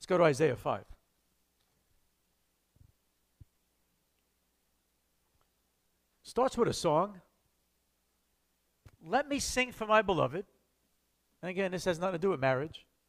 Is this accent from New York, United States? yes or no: yes; New York City, New York, United States; also born or lived in Lake Ronkonkoma, New York; I was born in the Bronx in 1962 to a stable family.